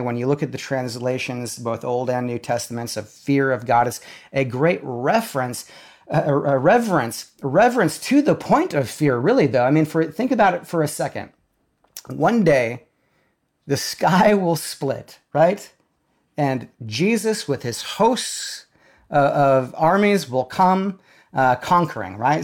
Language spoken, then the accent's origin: English; South Dakota, United States; now in Nashville, United States; we grew up in South Dakota